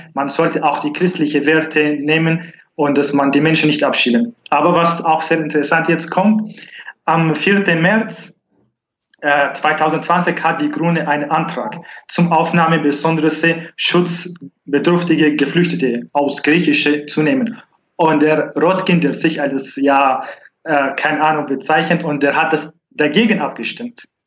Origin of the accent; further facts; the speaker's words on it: northern Syria, Syria; German is a second language; now in Germany; Ich komme aus Nordsyrien